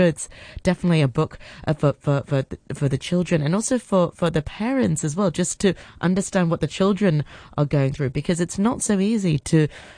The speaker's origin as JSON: {"language": "English", "country": "Hong Kong", "tie": "born or raised there", "said": "Growing up in Hong Kong"}